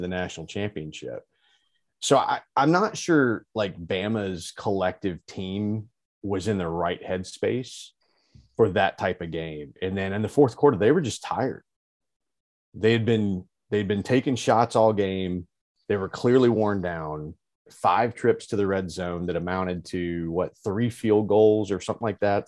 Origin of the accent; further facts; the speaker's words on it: Alabama, United States; I was born in Alabama. I was raised an Alabama fan.